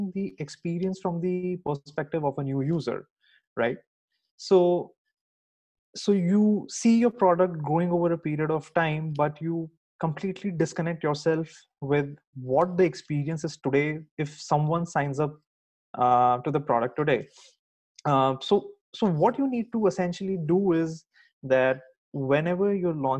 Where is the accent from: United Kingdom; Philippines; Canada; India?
India; moved away as an adult; now in United States; I'm originally from India.